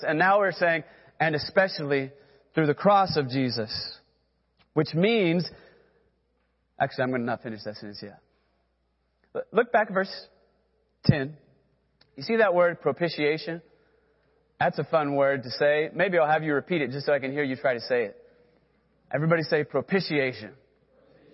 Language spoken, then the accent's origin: English; Texas, United States; now in Oklahoma, United States; I grew up in Texas, then came to Oklahoma